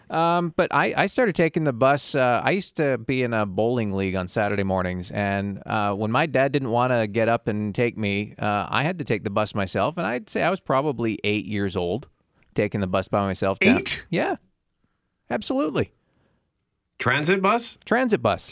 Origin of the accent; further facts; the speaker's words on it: London, Ontario, Canada; I did not grow up in rural Ontario. I grew up in London, Ontario